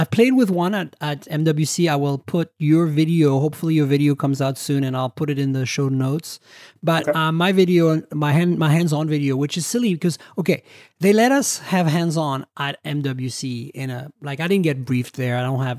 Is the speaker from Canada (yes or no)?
yes; Canada; No, I'm okay with XZ. I'm Canadian. I can do Z.